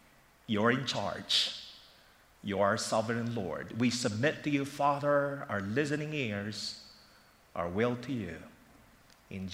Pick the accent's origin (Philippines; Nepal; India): Philippines; now in Philadelphia, United States; Growing up in the Philippines